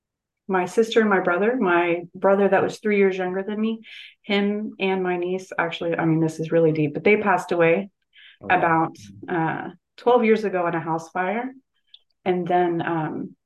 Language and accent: English; Tulsa, Oklahoma, United States; I grew up in Tulsa, Oklahoma